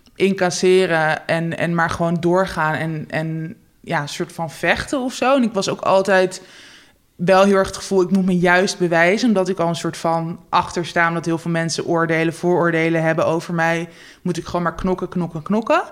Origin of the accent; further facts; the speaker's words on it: Netherlands; ik ben geboren in Nederland. Met, mijn moeder is Nederlands, mijn vader is Joegoslavisch